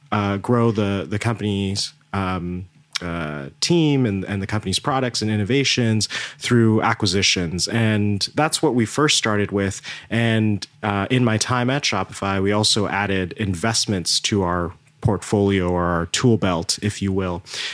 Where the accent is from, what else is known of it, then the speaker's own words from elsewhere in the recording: Toronto, Ontario, Canada; also born or lived in India; So I was born in India, and my family had moved to Canada when I was 6 years old. So they moved to Toronto, and Toronto has been home ever since. I've grown up in Toronto